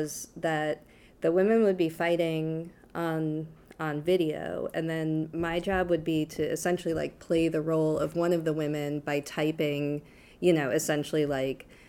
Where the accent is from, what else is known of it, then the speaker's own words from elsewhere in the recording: Boston, Massachusetts, United States; moved away as an adult; also born or lived in Syracuse, New York; now in New Orleans, United States; I was born in Boston, Massachusetts, and grew up in the suburbs of Boston mostly.